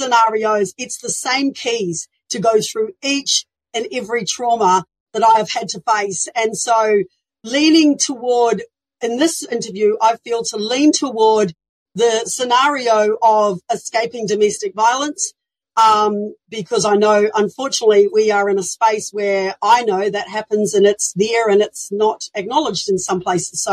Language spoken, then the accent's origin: English; New Zealand; moved away as an adult; now in Australia; I was born in New Zealand